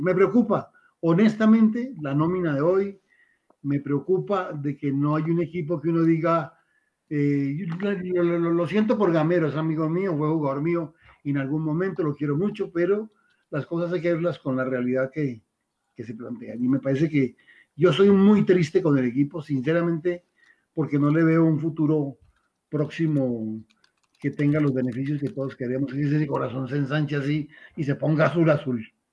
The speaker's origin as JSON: {"language": "Spanish", "town": "Tuluá", "region": "Valle del Cauca", "country": "Colombia", "tie": "born or raised there", "said": "Yo soy de Tuluá, del Valle del Cauca, y el Cali estuvo muy cerca porque viví en el Ingenio San Carlos"}